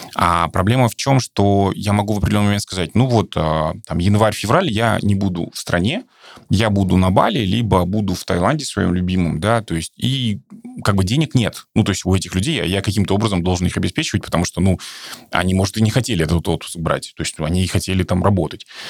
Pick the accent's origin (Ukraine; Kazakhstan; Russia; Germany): Kazakhstan; наш казахстанский русский